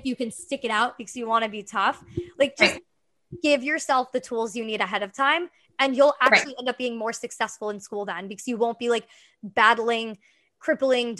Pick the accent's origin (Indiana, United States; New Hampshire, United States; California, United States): New Hampshire, United States; also born or lived in Boston area; now in New York City, United States; I'm from New Hampshire